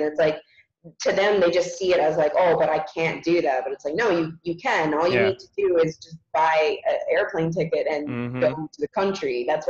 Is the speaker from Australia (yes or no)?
no; Canada; born there; I'm lucky that I was born in Canada and mm-hmm. have the passport that I do and come mm-hmm. from a wealthy country.